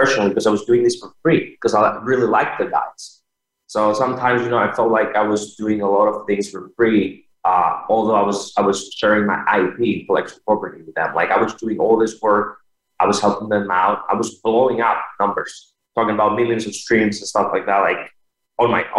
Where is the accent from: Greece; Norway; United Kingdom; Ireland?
Greece; Thessaloniki, Central Macedonia; moved away; I grew up in Thessaloniki, Greece